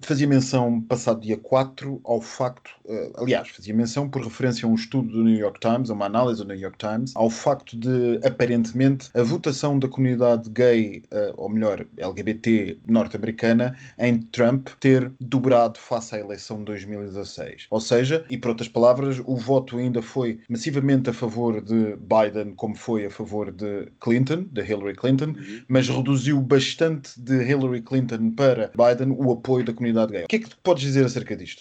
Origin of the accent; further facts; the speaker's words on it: Switzerland; Eu sou suíço e estou a falar-vos a partir de Zurique